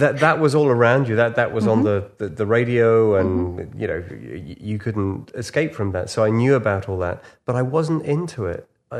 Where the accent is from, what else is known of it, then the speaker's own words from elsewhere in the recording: Liverpool, North West England, United Kingdom; Probably saved me from all sorts of things, you know, growing up in Liverpool.